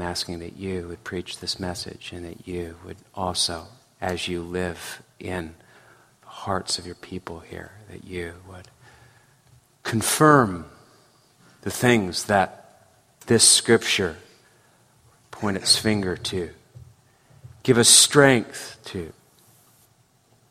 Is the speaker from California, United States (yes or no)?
yes; San Francisco Bay Area, California, United States; I grew up in the San Francisco Bay Area